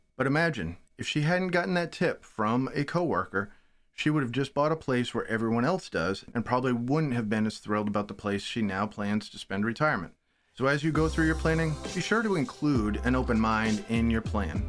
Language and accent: English; Maine, United States; Maine, my home state